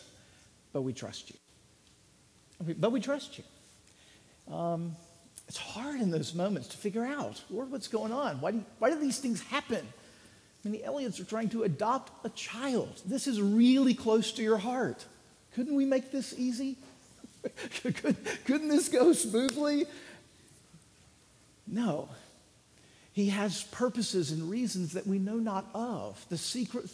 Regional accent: Laurel, Mississippi, United States; the little Christian community that I grew up in Laurel, Mississippi, when I was a kid

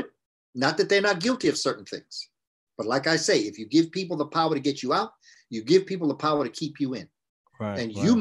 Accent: New York City, New York, United States; I grew up in New York when every 12 noon, they would ring a siren for fear of Russian attacks

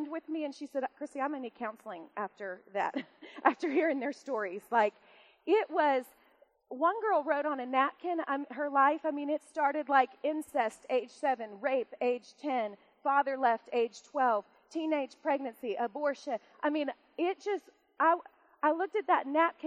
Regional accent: United States; I'm an American

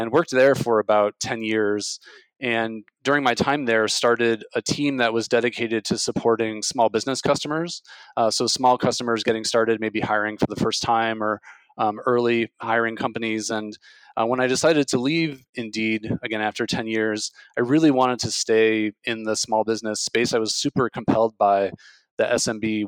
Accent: Illinois, United States; I grew up in the Midwest in Illinois

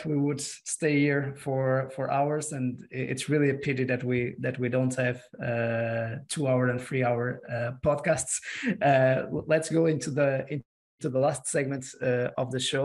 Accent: Porto, Norte, Portugal; I'm from Porto

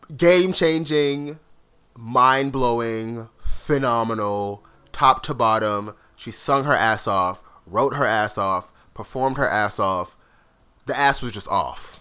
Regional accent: South Florida, United States; growing up in South Florida, like I grew up with a lot of Latin friends

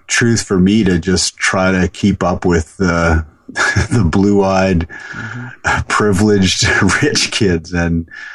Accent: Calgary, Alberta, Canada; I grew up in Calgary, Alberta, so I could see the mountains on the western horizon of the city.

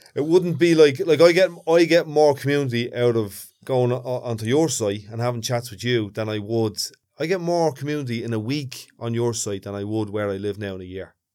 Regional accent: Dublin, Leinster, Ireland; grew up in Ballymun and I lived in a few different places, but right now I live behind, like, a, a gated community

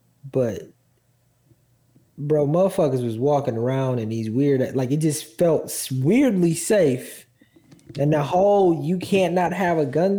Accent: Milwaukee, Wisconsin, United States; I'm from Milwaukee, fam.

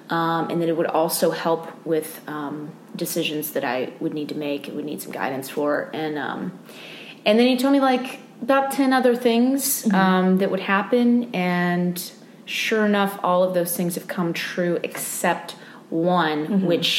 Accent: Austin, Texas, United States; because I'm from Austin, mm-hmm. Texas, years back, I had a friend

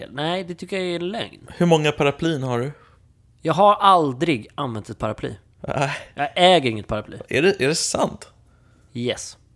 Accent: Sweden; att vi är svenskar

